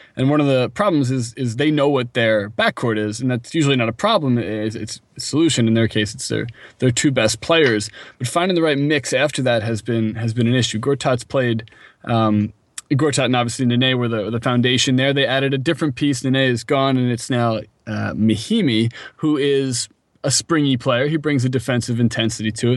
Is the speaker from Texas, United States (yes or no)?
no; Philadelphia, Pennsylvania, United States; I was from Philadelphia